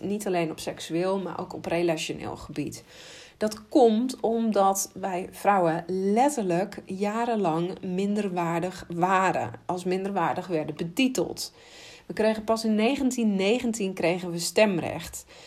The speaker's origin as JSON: {"language": "Dutch", "country": "Netherlands", "said": "als Nederlanders"}